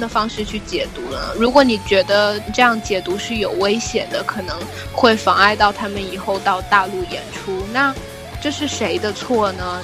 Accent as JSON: {"language": "Chinese", "country": "China", "tie": "born or raised there", "said": "我们从小在大陆长大"}